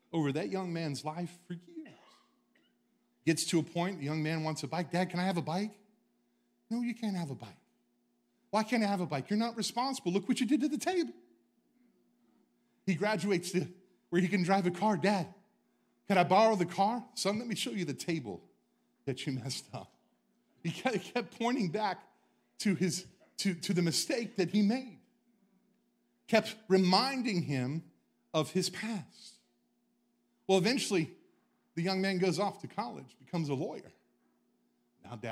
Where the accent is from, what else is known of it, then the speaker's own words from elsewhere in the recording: the South, United States; I'm from the South.